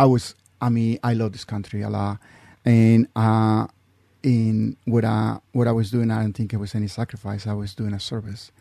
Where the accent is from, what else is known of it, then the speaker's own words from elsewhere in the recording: Mexico; English is a second language; also born or lived in California; now in Utah, United States; I'm original from Mexico